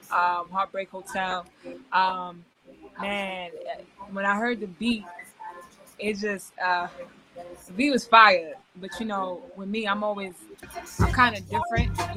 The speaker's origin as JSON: {"language": "English", "town": "Queens", "region": "New York", "country": "United States", "tie": "born or raised there", "said": "born and raised in New York City, um, Queens, New York."}